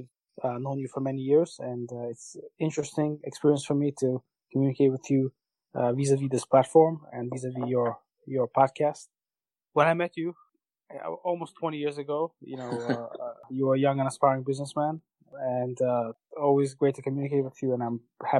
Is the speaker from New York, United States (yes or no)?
yes; Brooklyn, New York, United States; obviously, growing up in Brooklyn, seeing the differences in culture and getting Americanized, that was quite a process.